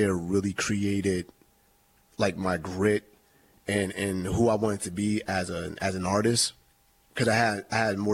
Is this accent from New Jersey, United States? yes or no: no; Erie, Pennsylvania, United States; I'm born and raised in Erie